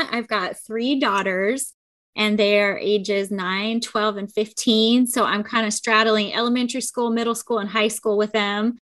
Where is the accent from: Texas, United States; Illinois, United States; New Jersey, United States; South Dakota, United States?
Illinois, United States; Chicago; moved away as an adult; now in Fresno, United States; I'm actually from Chicago. I grew up in Chicago and then I moved out here after college. So I say I'm a California girl now because I've been out here 21 years.